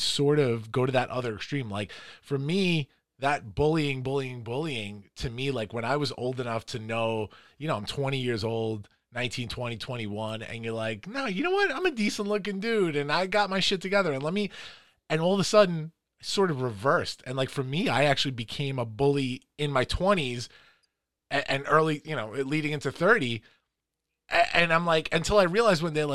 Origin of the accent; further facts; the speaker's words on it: Farmingdale, New York, United States; also born or lived in Flushing, Queens; I grew up in Flushing. I moved here in third grade. We moved to Farmingdale